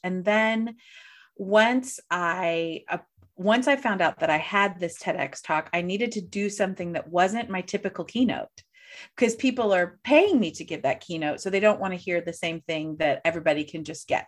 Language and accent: English; St. Louis, Missouri, United States; I'm from Saint Louis